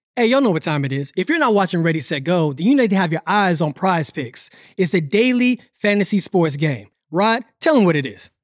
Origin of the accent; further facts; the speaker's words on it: Pensacola, Florida, United States; I'm from Pensacola